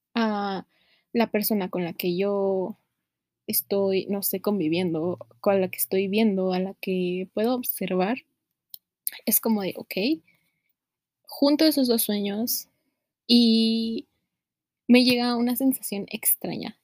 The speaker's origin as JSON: {"language": "Spanish", "country": "Mexico", "said": "los que somos de México"}